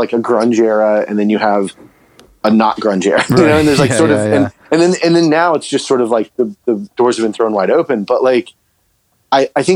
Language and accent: English; Florida, United States; I grew up in Florida